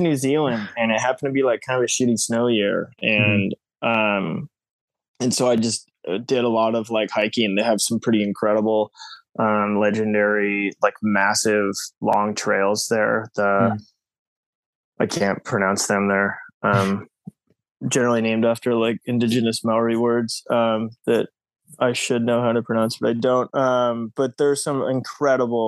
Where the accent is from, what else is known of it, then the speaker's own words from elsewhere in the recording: Portland, Oregon, United States; moved away as an adult; also born or lived in Seattle, Washington; now in New York, United States; born and raised in Portland, Oregon. And then my family moved up to Seattle, Washington, and I went to high school there.